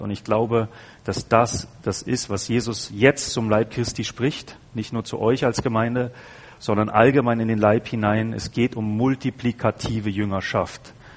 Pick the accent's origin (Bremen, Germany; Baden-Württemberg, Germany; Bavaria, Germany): Bavaria, Germany; ich komme ja aus Bayern